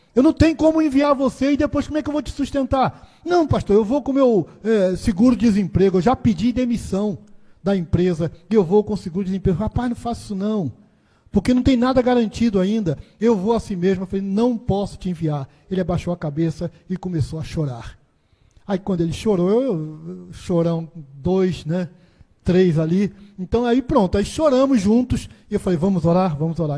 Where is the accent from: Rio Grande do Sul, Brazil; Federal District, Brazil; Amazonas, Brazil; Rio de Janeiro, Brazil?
Rio de Janeiro, Brazil; also born or lived in Sergipe / Bahia / Rio Grande do Norte; now in Aracaju, Brazil; eu sou carioca, nascido e criado, mas a maior parte da minha vida foi no Nordeste. A maior parte da minha vida foi no estado de Sergipe